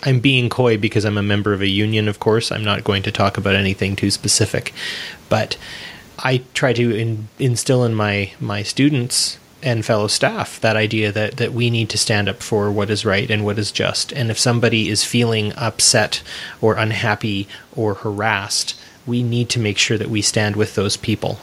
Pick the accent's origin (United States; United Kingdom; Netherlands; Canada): Canada; I'm not an American, I'm a North American, and being Canadian was close enough for me